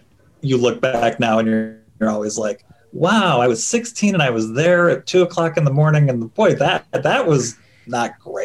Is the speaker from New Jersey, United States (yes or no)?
no; Glencoe, Illinois, United States; I am from Glencoe, Illinois, which is kind of the general area where John Hughes movies are set